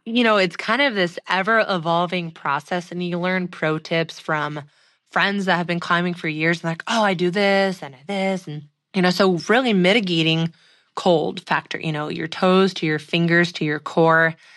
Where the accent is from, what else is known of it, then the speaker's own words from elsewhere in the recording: the Northwest, Pacific Northwest, United States; growing up in the Northwest